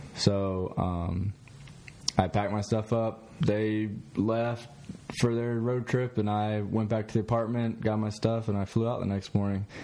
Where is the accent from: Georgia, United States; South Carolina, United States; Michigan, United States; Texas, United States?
South Carolina, United States; Columbia; now in Myrtle Beach, United States; I'm from the Columbia area. Didn't really like the Gamecocks growing up